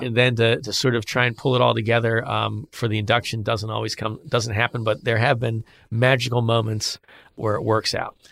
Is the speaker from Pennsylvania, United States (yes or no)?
yes; Philadelphia, Pennsylvania, United States; I'm from Philly